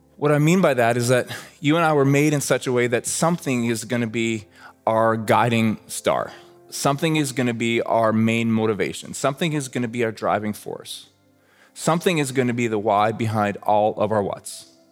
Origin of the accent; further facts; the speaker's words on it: Red Deer, Alberta, Canada; I grew up in Red Deer, Alberta, like literally halfway between Calgary and Edmonton